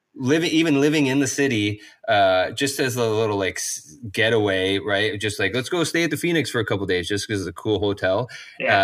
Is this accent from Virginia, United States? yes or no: no; upstate New York, United States; also born or lived in Long Beach / Portland, Oregon; now in Santa Cruz, United States; growing up in upstate New York, fairly close to Vermont